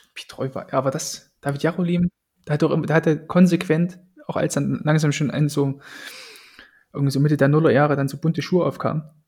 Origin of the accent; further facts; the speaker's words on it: Austria; als Österreicher